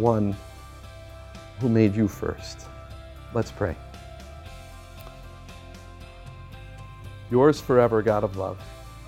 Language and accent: English; United States; also born or lived in Germany; as an American